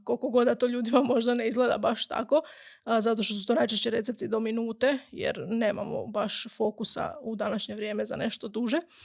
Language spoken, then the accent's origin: Croatian; Gundinci, Brod-Posavina County, Croatia; moved away as an adult; also born or lived in Osijek; odrasla sam u Gundincima, u um, relativno malom selu blizu Slavonskog broda